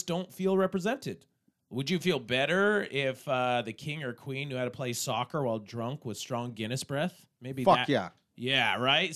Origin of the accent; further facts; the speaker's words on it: Canada; I'm Canadian